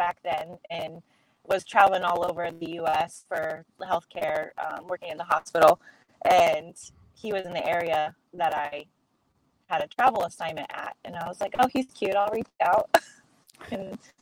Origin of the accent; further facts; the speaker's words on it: Quincy, Illinois, United States; opened the CrossFit gym in my hometown, Quincy, Illinois